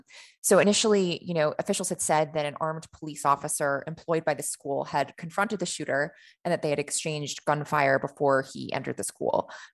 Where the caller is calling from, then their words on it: Austin, Texas, United States; I'm in Austin, Texas.